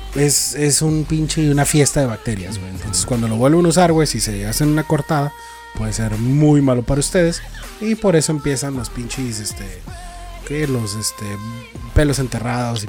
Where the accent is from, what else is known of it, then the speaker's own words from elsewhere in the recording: Mexico; Nosotros como mexicanos